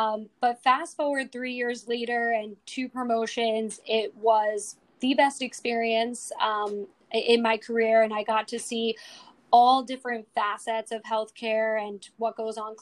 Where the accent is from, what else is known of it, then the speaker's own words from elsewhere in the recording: New York City, New York, United States; also born or lived in Long Island, New York / Oswego, New York; I grew up in Bayside, Queens, so native New Yorker